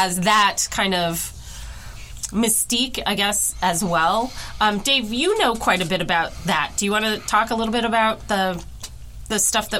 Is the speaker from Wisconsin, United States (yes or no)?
yes; Wisconsin, United States; moved away; And I am originally from Wisconsin.